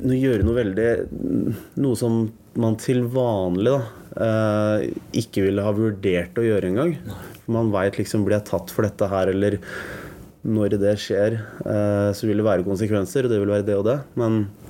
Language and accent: Norwegian; Oslo, Norway; Jeg vokste opp på Bjølsen